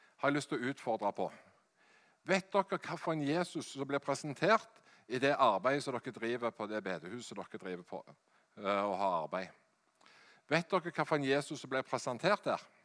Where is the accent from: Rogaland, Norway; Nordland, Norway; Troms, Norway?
Rogaland, Norway; Hjelmeland; Jeg er fra Hjelmeland i Ryfylke